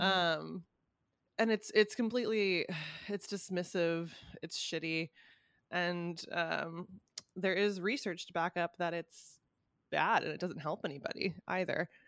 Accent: California, United States; moved away; my hometown, uh, Cal Cal can be a very fucking bizarre place

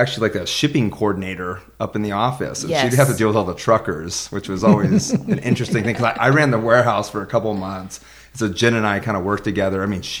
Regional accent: Los Banos, California, United States; I grew up in Los Banos on the farm.

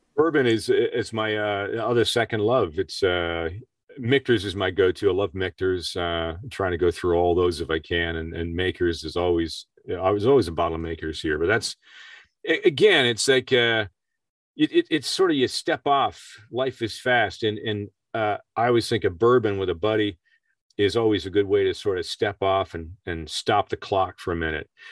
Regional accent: Peterborough, Ontario, Canada; my hometown in a little place called Peterborough, Ontario, Canada

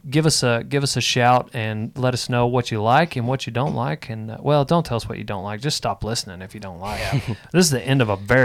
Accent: Memphis, United States; I grew up in Memphis.

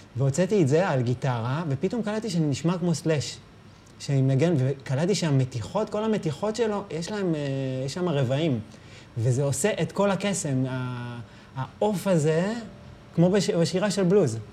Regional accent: Rehovot, Central District, Israel; ברחובות, בשעריים

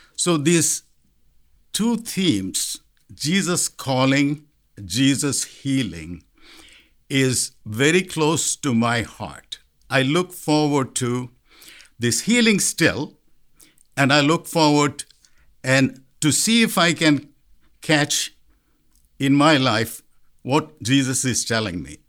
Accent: India; moved away as an adult; now in Columbia Heights, United States; Growing up in India

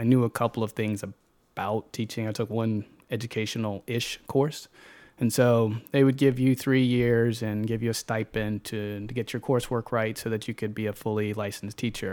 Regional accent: Chesterfield, Virginia, United States; also born or lived in Highland Park; born and raised in Chesterfield, um, elementary, middle, high school out there, and graduated from Monacan High School

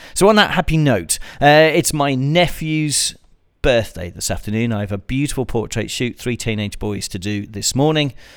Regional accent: United Kingdom; like me, you're British

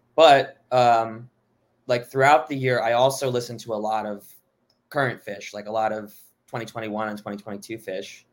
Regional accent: Miami, Florida, United States; also born or lived in Boston / Oklahoma City; I, I grew up in Miami

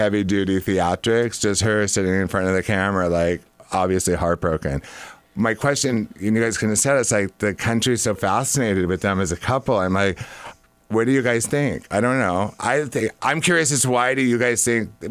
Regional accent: Orange County, California, United States; I'm from Orange County

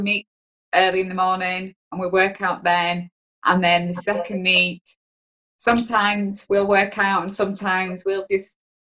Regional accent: Yorkshire and the Humber, United Kingdom; I'm from West Yorkshire. West Yorkshire, yes. It's sort of North England.

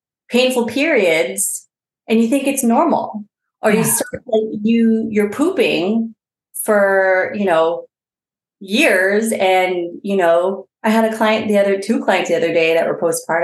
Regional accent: Bay Area, California, United States; I am from the Bay Area

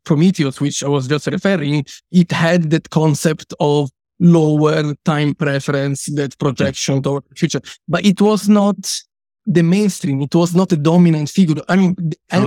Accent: Italy; I come from Italy

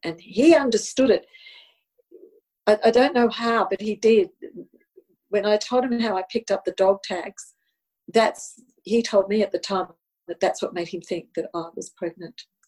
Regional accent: Australia; first language Italian; English is a second language; Italian was my first language, even though I was born here in Australia

